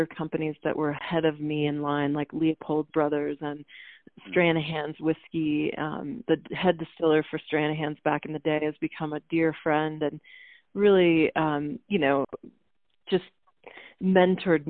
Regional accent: Maine, United States; I'm from Maine

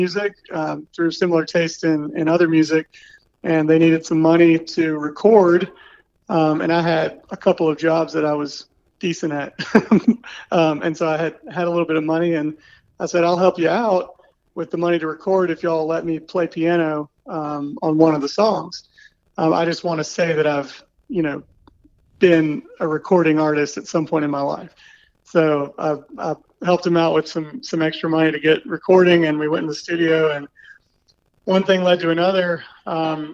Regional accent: Raleigh, North Carolina, United States; also born or lived in Greensboro / Los Angeles; I grew up here in Raleigh

